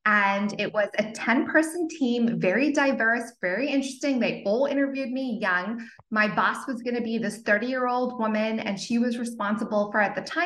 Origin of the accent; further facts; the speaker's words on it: Zimbabwe; also born or lived in Cape Town, South Africa / Portland, Oregon; now in California, United States; if you can hear a little bit of an accent, it's because I was born in Zimbabwe and I went to school in Cape Town, South Africa